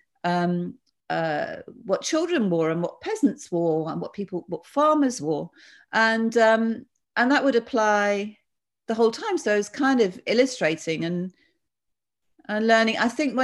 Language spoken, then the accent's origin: English; Bath, South West England, United Kingdom; I was brought up in Bath